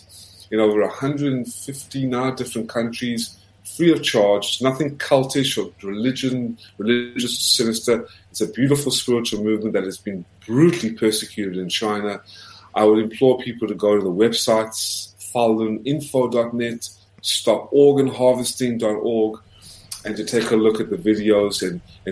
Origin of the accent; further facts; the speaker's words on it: South Africa; now in United States; as a South African who came to America, was the first in my family to get an American passport.